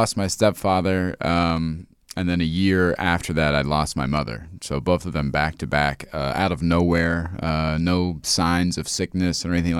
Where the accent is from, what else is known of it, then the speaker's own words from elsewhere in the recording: Ohio, United States; Yeah, I was living in Indianapolis for a little bit. I grew up in Ohio, so I've just been slowly moving west my whole life.